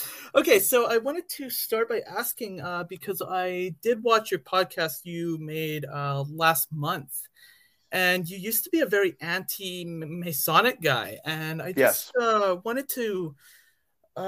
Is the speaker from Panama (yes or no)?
no; Canada; also born or lived in Scotland / Alberta; I was born in Scotland and moved to Canada when I was a baby. I currently live in Alberta